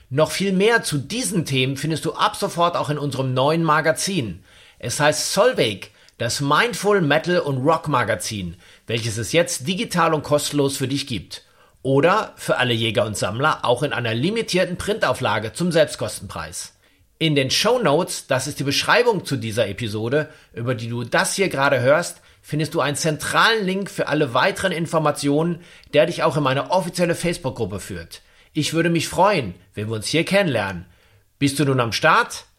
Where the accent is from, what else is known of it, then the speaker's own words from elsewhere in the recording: Dortmund, North Rhine-Westphalia, Germany; Wir kommen ja beide aus Dortmund